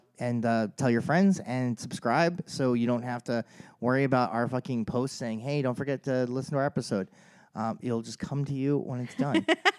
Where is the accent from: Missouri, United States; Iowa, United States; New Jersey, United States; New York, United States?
New Jersey, United States; moved away; I grew up in South Jersey first